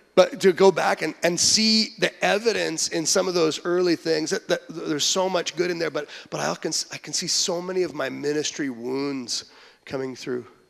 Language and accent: English; Western Canada, Canada; moved away as an adult; now in Michigan, United States; growing up in Western Canada, there are no Christians there